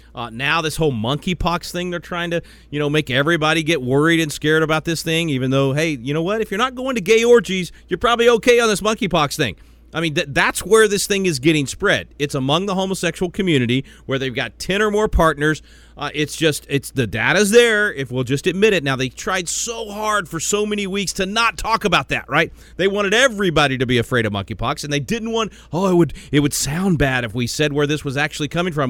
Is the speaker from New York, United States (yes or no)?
no; Little Rock, Arkansas, United States; being from Arkansas, I know exactly what you're talking about. I was born in Little Rock. My most of my family still is in Arkansas.